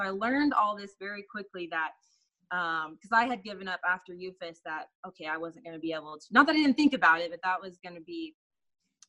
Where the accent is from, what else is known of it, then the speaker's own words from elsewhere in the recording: Sand Springs, Oklahoma, United States; also born or lived in Sapulpa, Oklahoma / Owasso, Oklahoma / Tulsa, Oklahoma; I grew up in Sand Springs